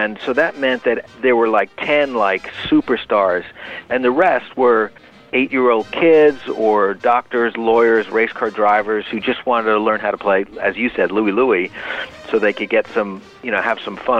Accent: New York, United States; moved away as an adult; also born or lived in Berkeley, California; I was just a high school kid growing up in New York

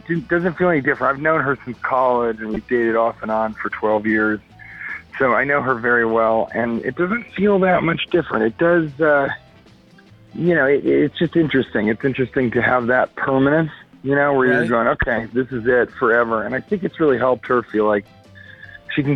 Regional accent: Denver, Colorado, United States; now in California, United States; I'm from Denver and I live in California

